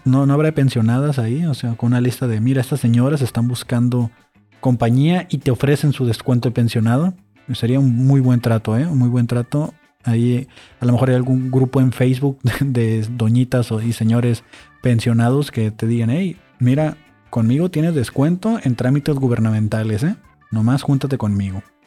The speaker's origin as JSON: {"language": "Spanish", "country": "Mexico", "said": "Así somos los mexicanos"}